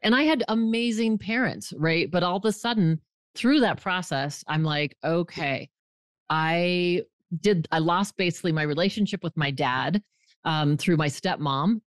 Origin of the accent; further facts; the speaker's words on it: Fort Collins, Colorado, United States; moved away as an adult; I grew up in Fort Collins, Colorado, moved away for twenty years, and for the last decade, I've been back.